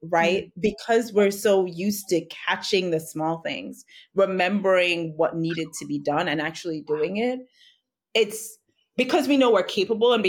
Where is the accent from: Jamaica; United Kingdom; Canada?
Jamaica; I'm Jamaican, born and raised in Jamaica. I currently live here now.